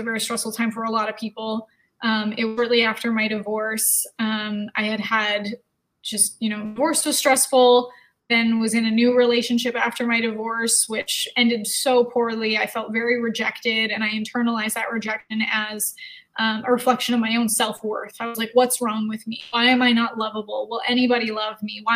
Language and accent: English; Canada; growing up in Canada